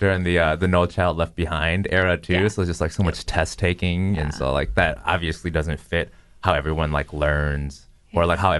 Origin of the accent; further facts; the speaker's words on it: Minneapolis, Minnesota, United States; also born or lived in Maple Grove, Minnesota; I grew up in Minneapolis, and then like all my friends were people of color. Then I moved out to Maple Grove. Then I went to Maple Grove Junior High, and like I'm like one of like five Asian kids there.